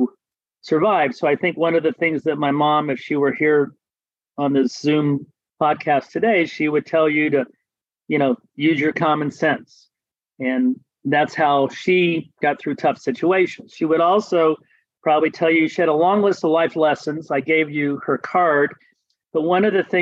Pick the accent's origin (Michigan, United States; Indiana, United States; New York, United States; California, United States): Indiana, United States; Terre Haute; I grew up in Terre Haute, Indiana, which is about a little over an hour or so west of Indianapolis